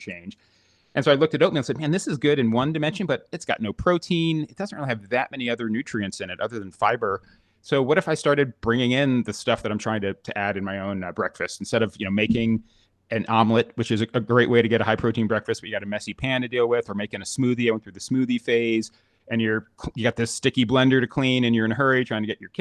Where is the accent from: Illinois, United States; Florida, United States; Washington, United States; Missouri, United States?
Florida, United States; moved away; I grew up in Florida